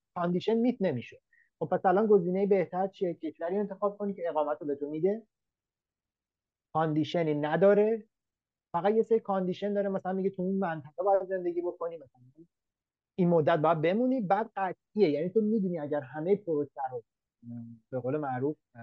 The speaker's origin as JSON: {"language": "Persian", "country": "Iran", "also_born_or_lived": "Denmark", "moved": "as an adult", "lives_now": "Australia", "said": "منی که از ایران میام"}